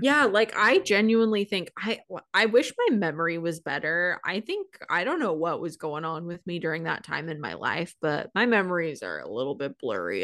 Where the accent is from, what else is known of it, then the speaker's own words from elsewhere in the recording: Seattle, Washington, United States; I, growing up in Seattle